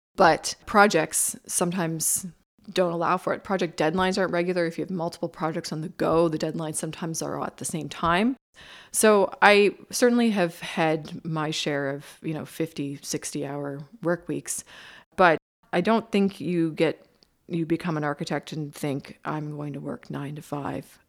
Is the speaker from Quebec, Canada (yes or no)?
no; Bridgewater, Nova Scotia, Canada; I grew up in Bridgewater, Nova Scotia